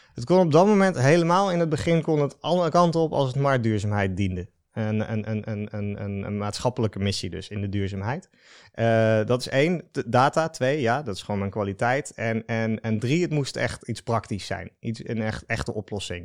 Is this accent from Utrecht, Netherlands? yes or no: yes; Den Dolder, Utrecht, Netherlands; also born or lived in Breda; ik ben geboren in Breda. Ik ben opgegroeid dus in Den Dolder.